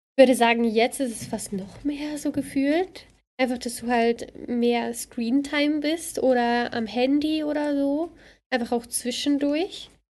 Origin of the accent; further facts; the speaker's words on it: Bad Ragaz, St. Gallen, Switzerland; Also, ich komme vom Kanton Sankt Gallen, äh, Bad Ragaz